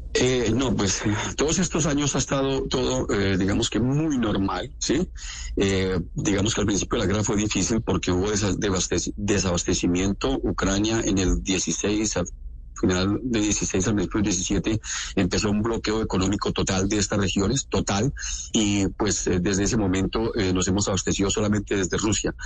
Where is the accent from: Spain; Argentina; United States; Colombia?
Colombia; now in Donetsk, Ukraine; yo soy colombiano común y corriente